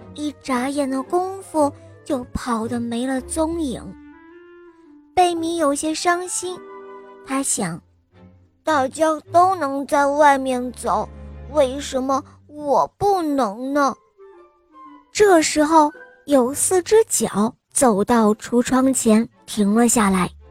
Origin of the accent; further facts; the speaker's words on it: Beijing, China; 我今年我七岁了，我来自北京